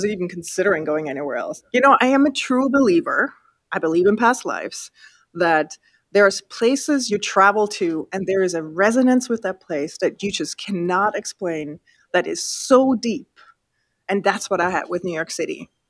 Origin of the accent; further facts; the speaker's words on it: Appenzell, Appenzell Innerrhoden, Switzerland; So when people know, like, when they ask me, where are you from? And I say, from Appenzell, they go, like, that's weird. And I was like, yeah, I literally outgrew my home.